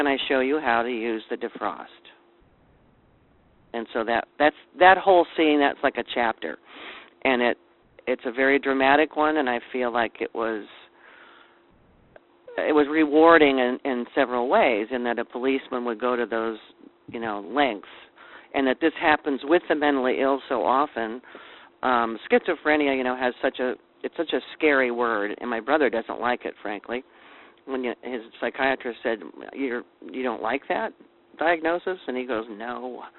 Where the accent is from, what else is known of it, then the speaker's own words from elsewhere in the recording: Silver Lake, United States; the little community where we grew up in Silver Lake